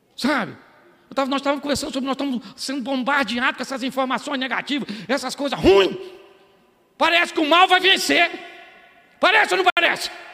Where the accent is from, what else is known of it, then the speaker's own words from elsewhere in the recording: Baixada Fluminense, Rio de Janeiro, Brazil; eu sou do Rio da Baixada Fluminense